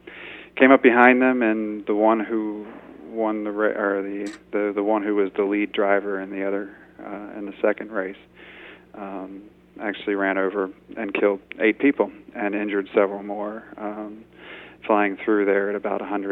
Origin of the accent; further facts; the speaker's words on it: Indian Head, Maryland, United States; I grew up near Indian Head